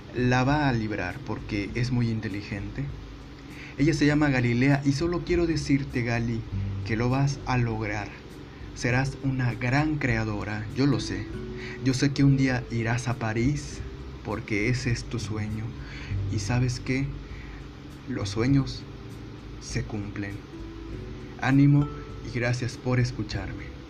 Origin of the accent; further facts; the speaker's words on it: Northeast Mexico, Mexico; soy norestense